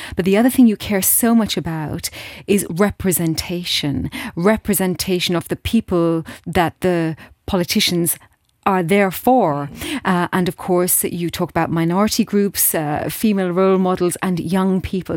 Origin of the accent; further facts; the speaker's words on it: Steinsel, Luxembourg; in Steinsel, in my hometown